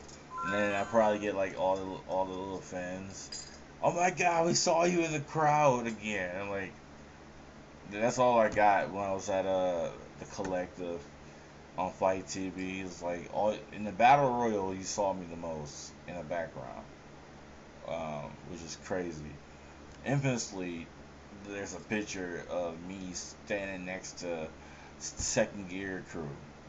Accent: San Francisco, California, United States; Oh, I'm from San Francisco.

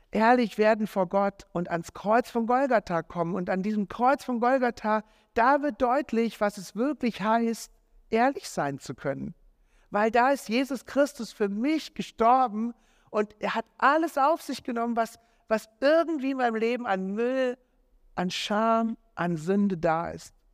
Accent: Marburg, Hesse, Germany; An diesem Tag, als das Mädel mit mir Schluss gemacht hat, bin ich in Marburg, da wo ich aufgewachsen bin, bin ich in einem Jugendgottesdienst äh, gelandet.

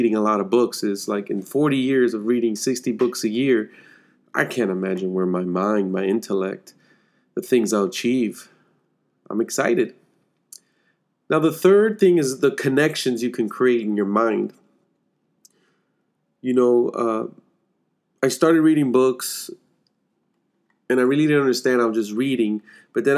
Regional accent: Chicago, Illinois, United States; I'm from Chicago

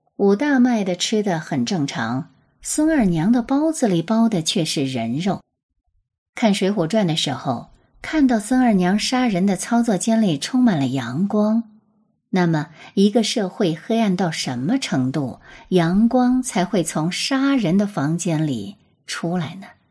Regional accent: China; 我们中国人

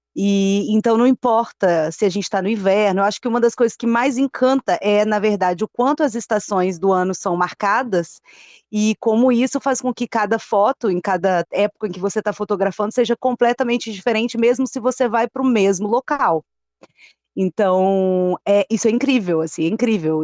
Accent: Vila Velha, Espírito Santo, Brazil; moved away as an adult; also born or lived in Vitória / São Paulo; now in Montreal, Canada; como nós capixabas, eu acho que somos também

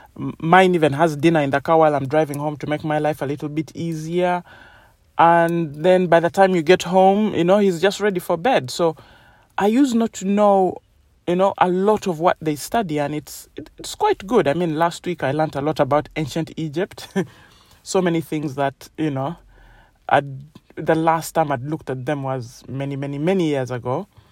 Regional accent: Uganda; now in United Kingdom; I grew up in Uganda and they have completely different beliefs to United Kingdom where I live

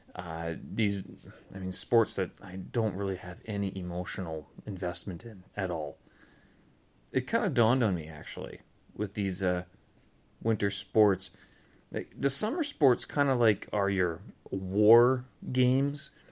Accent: Canada; moved away; I am Canadian

